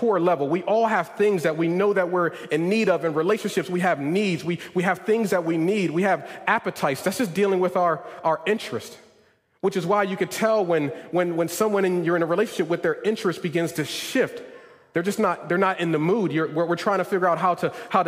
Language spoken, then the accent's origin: English; Northeast, United States; moved away; I come from the Northeast.